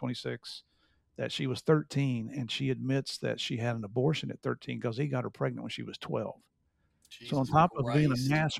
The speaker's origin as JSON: {"language": "English", "country": "United States", "also_born_or_lived": "Bogota, Colombia"}